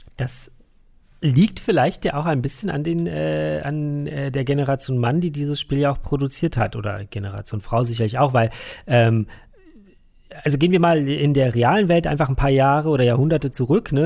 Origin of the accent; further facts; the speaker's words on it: Berlin, Germany; bei uns in Berlin